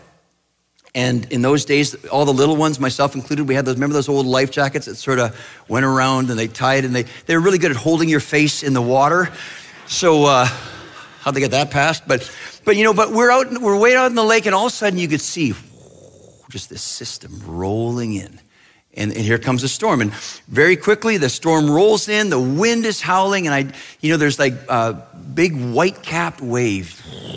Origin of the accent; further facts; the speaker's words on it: British Columbia, Canada; I grew up in Western Canada, in British Columbia, and in a small town where we lived on this beautiful, beautiful lake called the Shuswap Lake